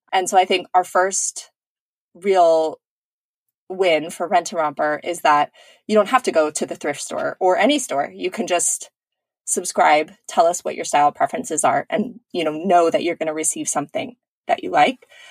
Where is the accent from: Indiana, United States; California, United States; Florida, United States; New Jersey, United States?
California, United States; I grew up in California